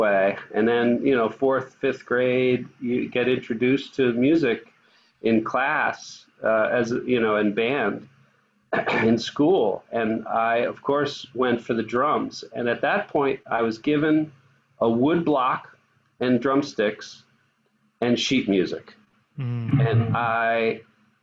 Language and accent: English; New York, United States; I grew up in New York